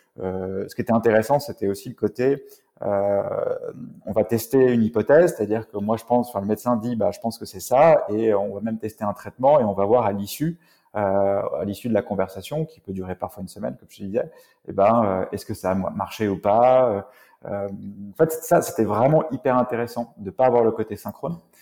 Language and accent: French; Rennes, Brittany, France; je suis originaire de Rennes